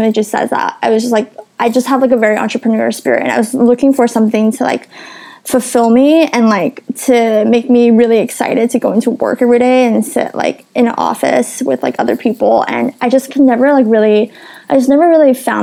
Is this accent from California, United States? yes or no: yes; Los Angeles, California, United States; also born or lived in San Diego; I'm originally from Los Angeles. I was born and raised there